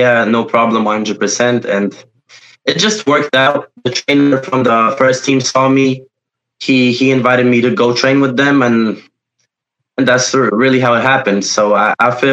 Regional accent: Poland; first language Polish; English is a second language; also born or lived in United States (born); I was born in America. Before I moved to Poland, I lived there for about a year

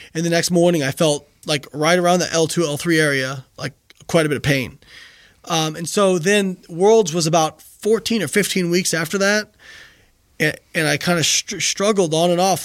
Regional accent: Indiana, United States; moved away as an adult; also born or lived in Florida; I'm from Indiana. I went to school in Florida.

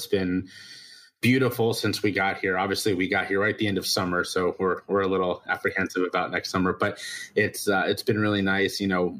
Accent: Cincinnati, Ohio, United States; moved away as an adult; now in South Carolina, United States; I'm not. I was born and raised in Cincinnati, Ohio. We moved here, my wife and I, she's from this area, and we moved here to be close to her family.

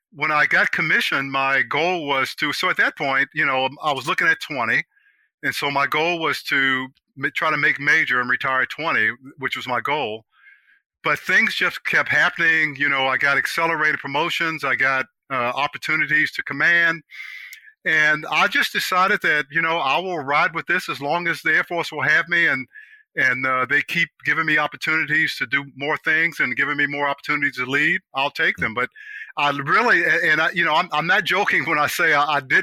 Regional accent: Washington, District of Columbia, United States; I was born and raised in Southeast DC

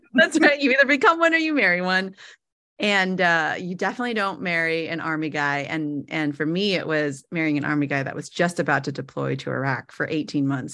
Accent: San Jose, California, United States; moved away; born and raised in San Jose, California.

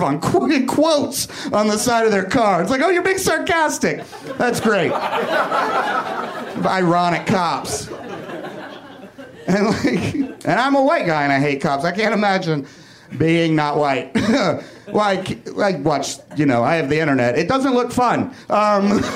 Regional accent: Kentucky, United States; also born or lived in Hollywood; now in Los Angeles, United States; where I grew up in Kentucky

